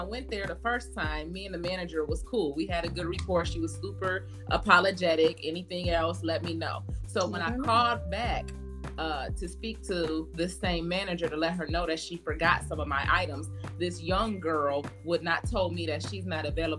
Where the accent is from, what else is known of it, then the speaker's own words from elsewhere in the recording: Michigan, United States; now in Georgia, United States; I am from Michigan